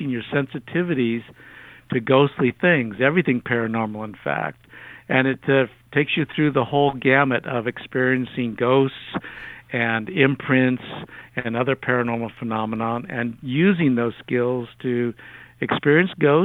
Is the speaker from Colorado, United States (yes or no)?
no; Alameda, California, United States; when I was about 12 years old, growing up in Alameda